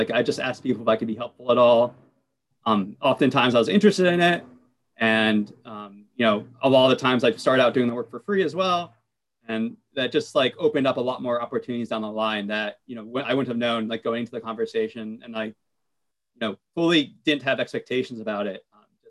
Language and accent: English; United States; as a Latino growing up in America